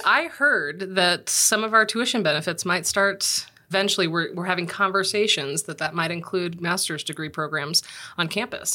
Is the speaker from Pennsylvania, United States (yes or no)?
no; Los Angeles, California, United States; moved away; I'm from Los Angeles